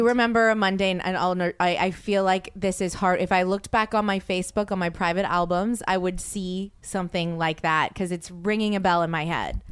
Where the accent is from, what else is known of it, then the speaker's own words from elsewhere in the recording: Louisiana, United States; moved away; I'm from Louisiana.